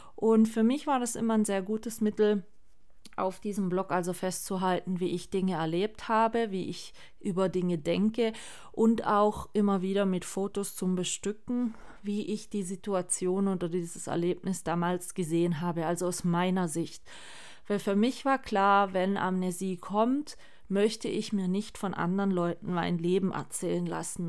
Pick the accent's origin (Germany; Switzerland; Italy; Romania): Germany; Swabia, Baden-Württemberg; ich bin zwar hier in, im Schwabenland geboren, bluttechnisch gesehen, aber gar nichts an Schwäbisch